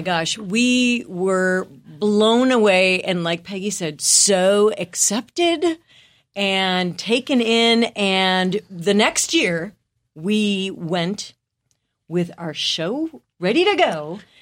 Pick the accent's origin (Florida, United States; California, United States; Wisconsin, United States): Wisconsin, United States; moved away as an adult; I'm from the Midwest, from a small town in Wisconsin